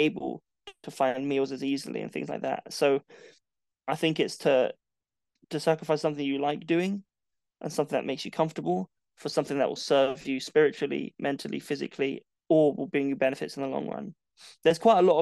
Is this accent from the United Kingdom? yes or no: yes; London, United Kingdom; moved away as an adult; now in Portsmouth, United Kingdom; I sacrificed living in my hometown and living in London to move to Portsmouth